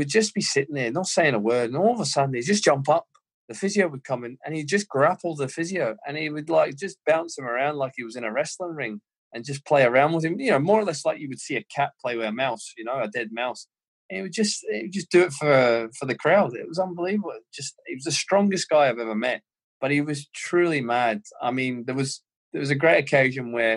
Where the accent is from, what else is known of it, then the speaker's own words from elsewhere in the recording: Australia; moved away; I was born and brought up in Australia, to win at all costs